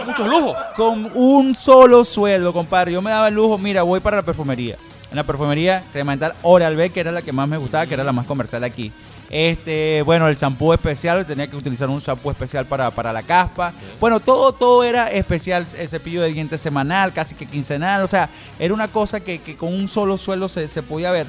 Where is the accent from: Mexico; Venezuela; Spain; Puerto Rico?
Venezuela; a nosotros como venezolanos